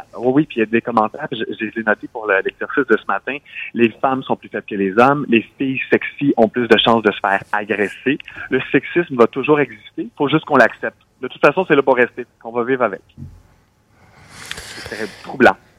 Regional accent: Quebec, Canada; chez nous au Québec

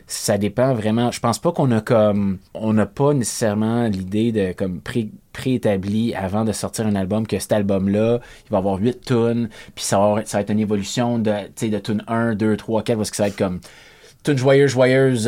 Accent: Dollard-des-Ormeaux, Quebec, Canada; also born or lived in Saint-Lazare; J'ai de Montréal. J'ai grandi dans West Island

